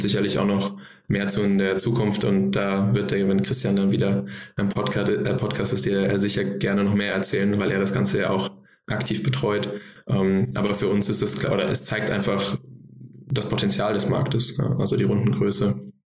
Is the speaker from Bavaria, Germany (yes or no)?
no; Frankfurt, Hesse, Germany; moved away as an adult; also born or lived in Boston; now in Berlin, Germany; ich komme ursprünglich aus Frankfurt